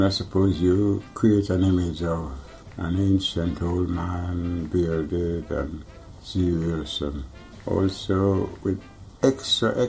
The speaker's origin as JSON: {"language": "English", "country": "Jamaica", "tie": "born or raised there", "said": "I was born in Jamaica"}